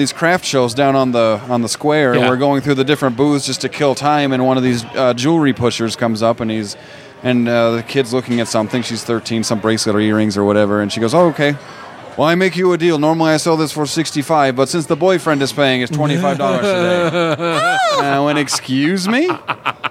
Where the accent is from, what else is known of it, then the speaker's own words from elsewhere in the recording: Vermont, United States; moved away as an adult; now in Prescott, United States; I came from the Northeast, the great wilderness of Vermont